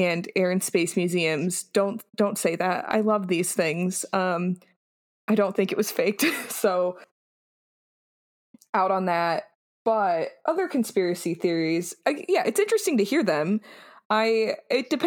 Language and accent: English; Colorado Springs, Colorado, United States; I grew up outside of Denver, well, like, in Colorado Springs